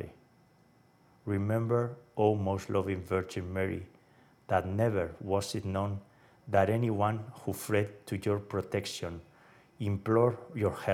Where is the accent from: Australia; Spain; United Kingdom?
Spain; hometown of Francis Xavier, Navarre; from my hometown